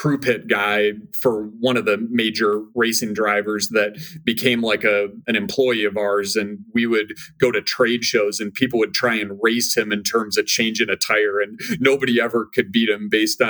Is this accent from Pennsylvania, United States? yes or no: no; Minnesota, United States; moved away as an adult; I born and raised in Minnesota